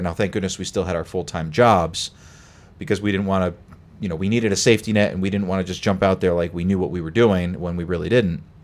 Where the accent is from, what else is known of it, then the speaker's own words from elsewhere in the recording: Connecticut, United States; moved away as an adult; now in Boston, United States; I came from Connecticut originally